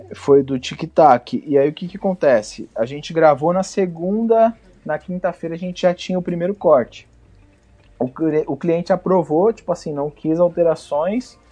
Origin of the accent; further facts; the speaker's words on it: Guarujá, São Paulo, Brazil; eu, eu sou do Guarujá, litoral de São Paulo.